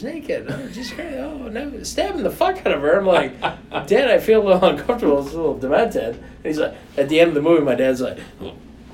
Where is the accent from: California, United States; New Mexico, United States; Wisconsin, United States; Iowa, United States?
Wisconsin, United States; Milwaukee; we grew up in Milwaukee.